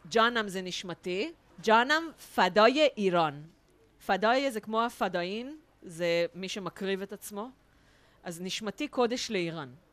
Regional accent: Israel

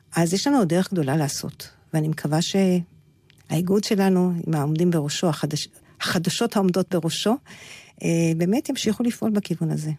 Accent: Petah Tikva, Central District, Israel; now in Beit El; אני באה מפתח תקווה

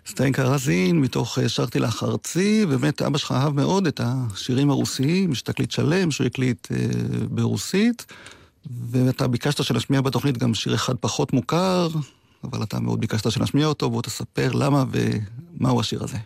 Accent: Degania Alef, Northern District, Israel; אני נולדתי וגדלתי בדגניה א'

